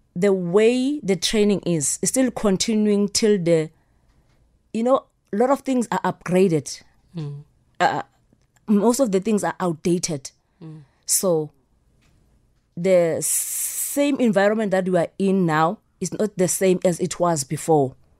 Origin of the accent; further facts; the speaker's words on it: Soweto, Gauteng, South Africa; I grew up in Soweto